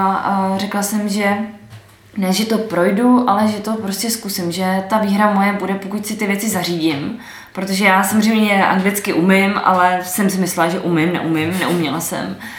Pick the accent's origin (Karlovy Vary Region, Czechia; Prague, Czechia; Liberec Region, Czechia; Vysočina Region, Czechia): Vysočina Region, Czechia; Moravia; also born or lived in Slovakia; Tak já jsem původem Moravanda z Vysočiny.